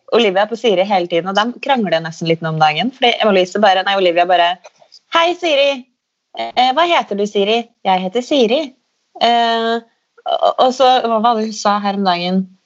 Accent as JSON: {"language": "Norwegian", "town": "Steinkjer", "region": "Trøndelag", "country": "Norway", "tie": "born or raised there", "said": "der vi vokste opp, på, på Lerkehaug da, i Steinkjer"}